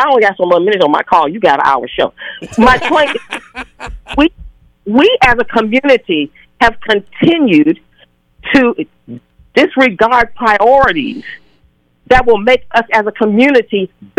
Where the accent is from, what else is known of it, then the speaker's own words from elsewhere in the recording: Chicago, Illinois, United States; also born or lived in Seattle; now in Twin Cities, United States; I grew up originally in Chicago